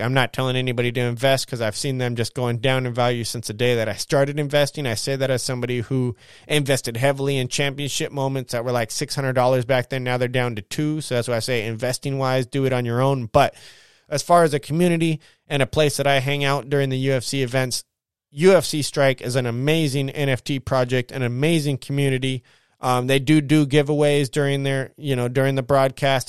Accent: United States; I'm an American.

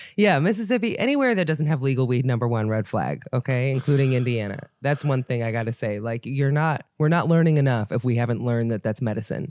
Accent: Israel; moved away; I was born in Israel

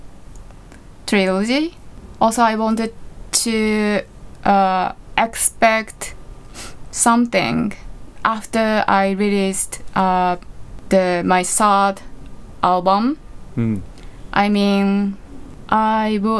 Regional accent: Japan; my hometown. It's in the countryside near Tokyo

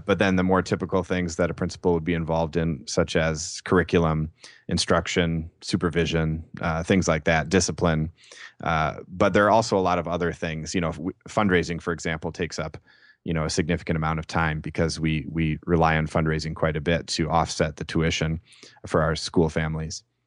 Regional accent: Saint Paul, Minnesota, United States; I'm from Saint Paul, Minnesota

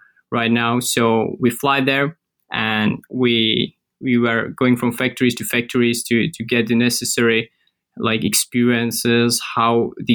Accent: Czechia; we are from Central Europe, we can say Czech Republic

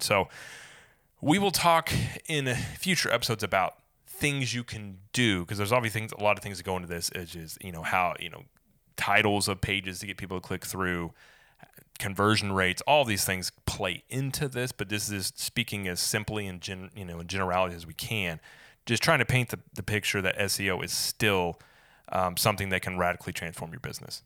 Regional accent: Springfield, Missouri, United States; now in Saint Augustine, United States; I'm from Springfield, Missouri

